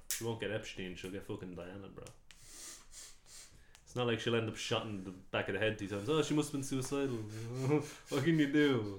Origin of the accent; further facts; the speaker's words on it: Ireland; I had a few cunts come over from Mongolia to become Celts, but once they became Celts, bro, I'm Irish